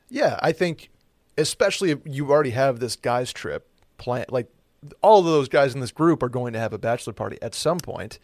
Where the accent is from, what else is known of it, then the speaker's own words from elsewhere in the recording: Saratoga Springs, New York, United States; moved away as an adult; now in Austin, United States; Saratoga Springs, my hometown